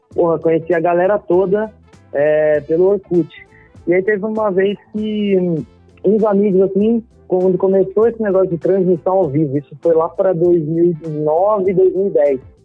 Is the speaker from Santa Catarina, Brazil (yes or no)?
no; Marília, São Paulo, Brazil; eu sou do interior, né? Eu sou de Marília, né? Interior de São Paulo